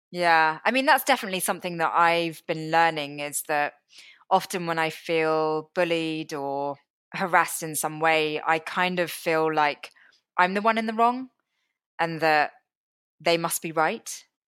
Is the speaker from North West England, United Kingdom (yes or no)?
no; London, United Kingdom; I was born in London. I've hardly been to Sri Lanka. I can't speak the language, um, can't read the writing. Uh, you know, I very much don't know anything about my country of origin. And then, sort of growing up in London